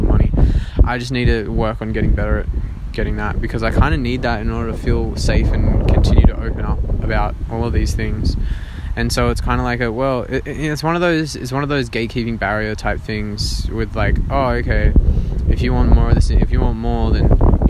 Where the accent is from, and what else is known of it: Australia